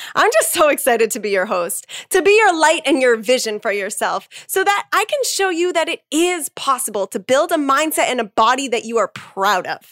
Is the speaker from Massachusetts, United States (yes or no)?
yes; Massachusetts, United States; also born or lived in Salem, Massachusetts / Boston, Massachusetts / East Coast; I grew up in Massachusetts